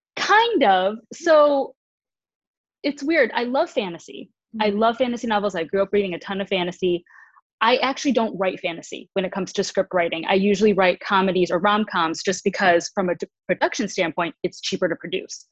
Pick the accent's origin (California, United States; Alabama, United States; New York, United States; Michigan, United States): Michigan, United States; now in Los Angeles, United States; originally from Michigan, I now live in Los Angeles.